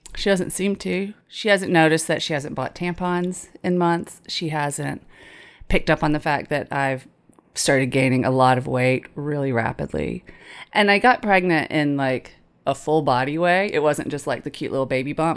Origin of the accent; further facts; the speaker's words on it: Tifton, Georgia area, United States; She wanted me to go to the local community college. Abraham Baldwin Agricultural College.